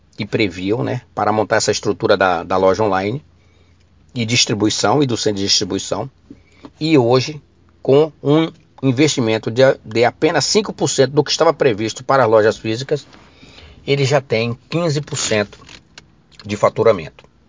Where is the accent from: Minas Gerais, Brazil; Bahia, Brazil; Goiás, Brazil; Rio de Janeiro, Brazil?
Bahia, Brazil; Ilhéus; lá da minha terra, Ilhéus